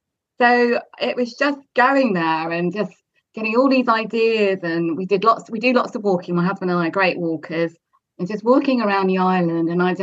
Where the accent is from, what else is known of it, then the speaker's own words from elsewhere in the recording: Southampton, South East England, United Kingdom; moved away as an adult; also born or lived in California / Netherlands; I grew up obviously in Southampton